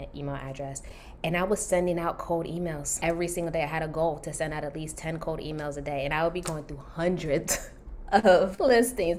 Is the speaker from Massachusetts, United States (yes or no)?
no; Maryland, United States; moved away as an adult; also born or lived in Washington, D.C.; now in California, United States; I'm originally from Maryland